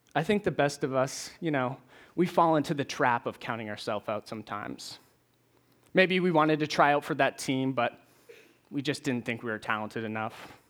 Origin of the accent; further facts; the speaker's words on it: Maine, United States; moved away as an adult; now in Nashville, United States; I'm originally from Maine.